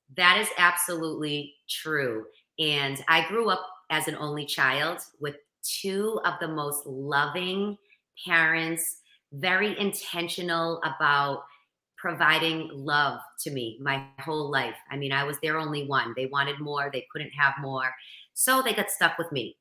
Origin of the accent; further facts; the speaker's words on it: Boston, Massachusetts, United States; accent: Boston; I'm from Boston